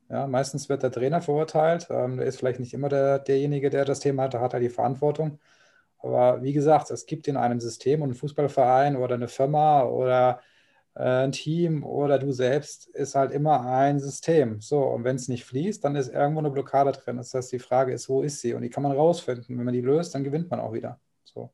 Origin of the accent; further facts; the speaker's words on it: Kaiserslautern region, Rhineland-Palatinate, Germany; ich komme ja aus der Region